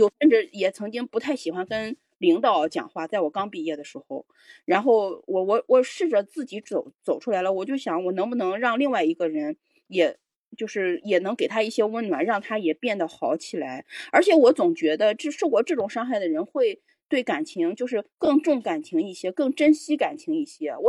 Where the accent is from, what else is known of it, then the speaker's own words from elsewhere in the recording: Shanghai, China; moved away; 让他就是至至少就是我离开上海之我离开我的家乡之后，我觉得我慢慢慢慢慢慢的